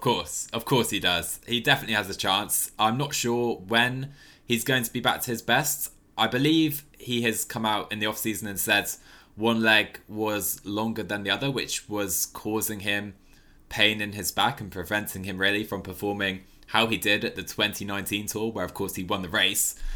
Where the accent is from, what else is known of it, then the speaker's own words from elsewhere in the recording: United Kingdom; as a Brit